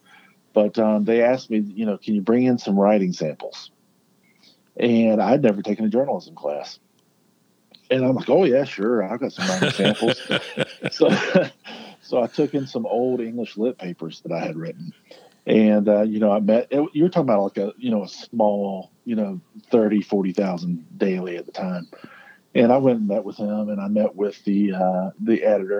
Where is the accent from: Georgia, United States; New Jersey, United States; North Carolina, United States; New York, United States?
North Carolina, United States; Richlands; I happened to be back in my hometown, near Jacksonville, North Carolina. I grew up in a little town, Richlands, North Carolina.